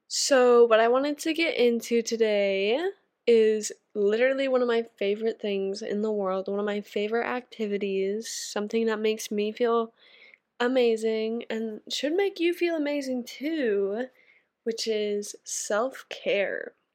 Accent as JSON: {"language": "English", "country": "Canada", "said": "I'm a Canadian girl"}